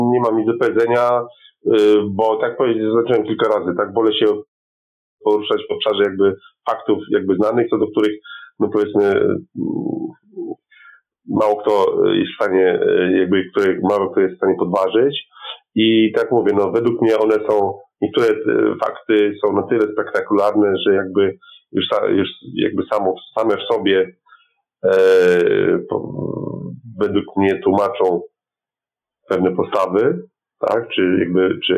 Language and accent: Polish; Poland; my jako Polacy